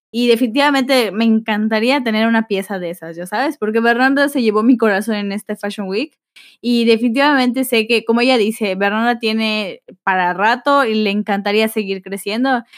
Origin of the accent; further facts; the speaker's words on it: Yucatán, Mexico; accent: aporreado (Yucatecan); Mi acento aporreado